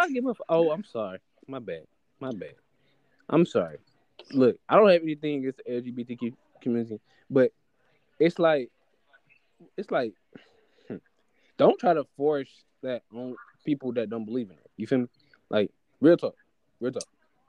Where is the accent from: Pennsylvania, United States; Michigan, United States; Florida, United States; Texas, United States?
Michigan, United States; Detroit; you know, I'm from Detroit and shit.